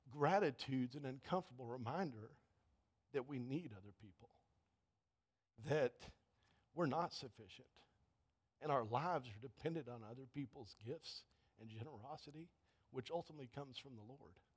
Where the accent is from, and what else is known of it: United States